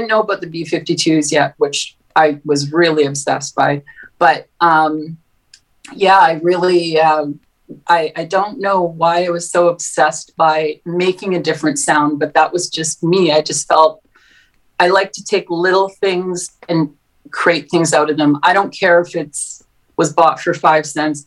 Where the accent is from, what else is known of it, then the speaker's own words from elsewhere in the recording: Winnipeg, Manitoba, Canada; I grew up in St. James in Winnipeg.